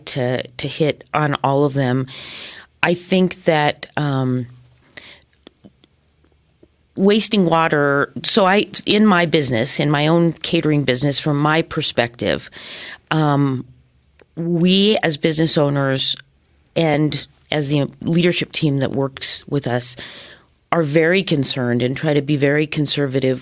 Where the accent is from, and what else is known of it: Denver, Colorado, United States; moved away as an adult; now in Colorado Springs, United States